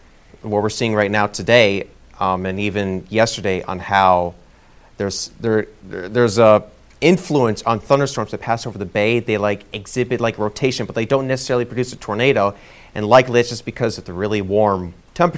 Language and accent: English; Rockland County, New York, United States; moved away as an adult; also born or lived in Connecticut / Rhode Island / Albany, New York; now in Delmarva, United States; I grew up in Rockland County. That's in southern New York, flirting with the New Jersey state line border